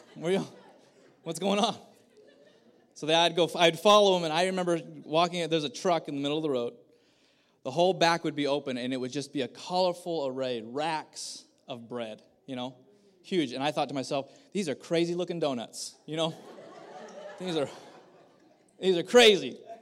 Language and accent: English; Kerman, California, United States; I grew up in Kerman